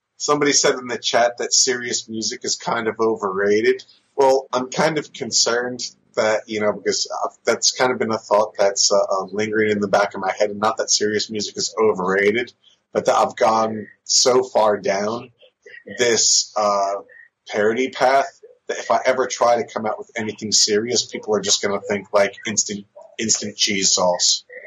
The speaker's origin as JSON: {"language": "English", "region": "New Jersey", "country": "United States", "tie": "born or raised there", "also_born_or_lived": "San Diego, California", "said": "I was born in California, but I was raised in New Jersey"}